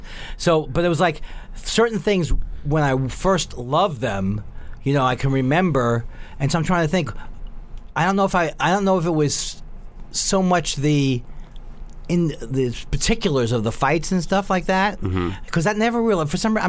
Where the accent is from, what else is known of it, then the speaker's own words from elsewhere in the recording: New York, United States; I'm from New York, so I went to the World's Fair, right?